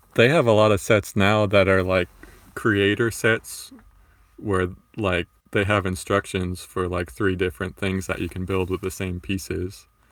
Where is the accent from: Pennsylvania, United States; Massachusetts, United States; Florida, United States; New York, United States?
Florida, United States; I grew up in Florida